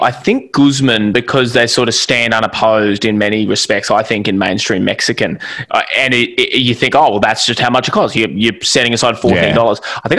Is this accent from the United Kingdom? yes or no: no; Australia; being an Australian